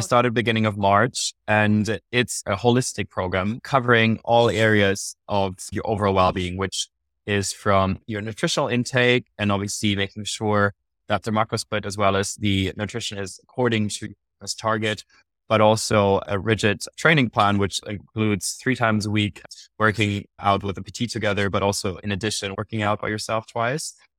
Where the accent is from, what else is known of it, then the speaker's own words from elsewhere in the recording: Munich, Bavaria, Germany; first language German; English is a second language; moved away as an adult; also born or lived in London; I moved also from Munich to London to study management for three years